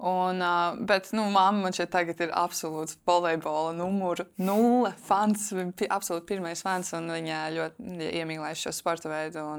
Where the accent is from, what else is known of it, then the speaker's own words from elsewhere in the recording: Latvia; man šeit arī tā iegāja smadzenēs, kā bērnam augot, ka jā, tas ir kaut kas īpašs, ka mēs esam latvieši.